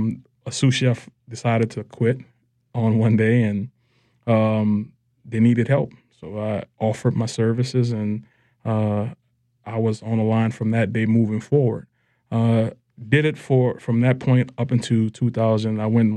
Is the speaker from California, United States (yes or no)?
no; New Orleans, Louisiana, United States; Being from the city of New Orleans, you know, I grew up in the Lower Ninth Ward, which, you know, isn't too popular of a neighborhood these days. But, you know, it was home for me.